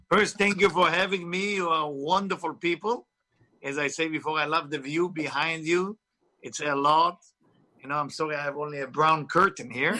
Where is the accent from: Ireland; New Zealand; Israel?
Israel; English is a second language; moved away; I was born in Israel, of course. You can hear my accent is not from Tennessee